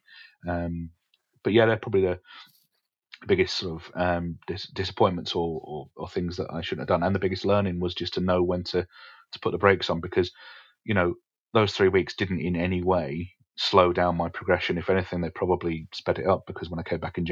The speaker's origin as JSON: {"language": "English", "area": "Essex", "region": "East of England", "country": "United Kingdom", "tie": "born or raised there", "also_born_or_lived": "Alexandria, Scotland", "said": "I was born in Scotland, but raised in Essex."}